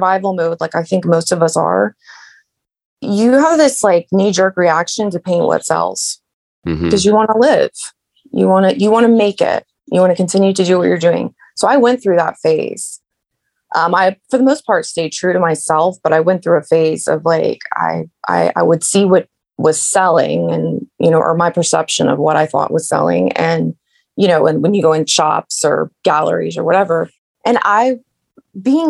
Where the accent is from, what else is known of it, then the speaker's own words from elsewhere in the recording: Bradenton, Florida, United States; moved away as an adult; also born or lived in Nashville, Tennessee / Orlando, Florida; now in Middle Tennessee, United States; So we lived in Bradenton